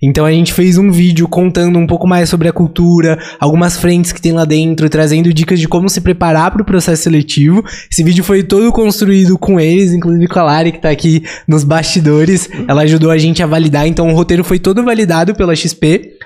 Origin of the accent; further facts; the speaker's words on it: São Paulo, Brazil; a gente é de São Paulo, cresceu em São Paulo, estudou em São Paulo, estagiou em São Paulo